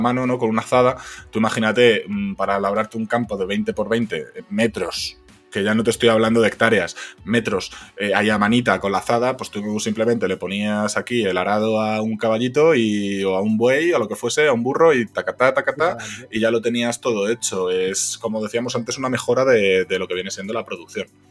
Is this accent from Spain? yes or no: yes; Spain; en España somos imbéciles